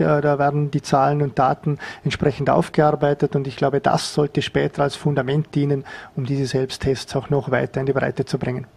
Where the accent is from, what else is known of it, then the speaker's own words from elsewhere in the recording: Vorarlberg, Austria; als Vorarlberger Bevölkerung